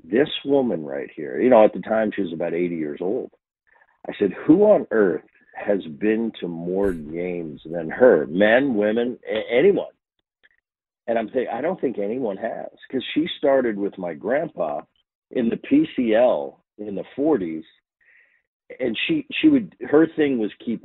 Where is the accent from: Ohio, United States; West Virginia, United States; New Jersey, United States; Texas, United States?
New Jersey, United States; We grew up in Jersey